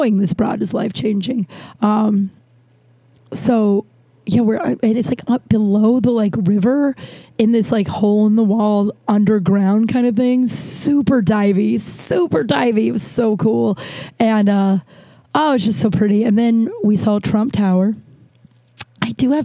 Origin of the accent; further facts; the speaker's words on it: Colorado, United States; I'm from Colorado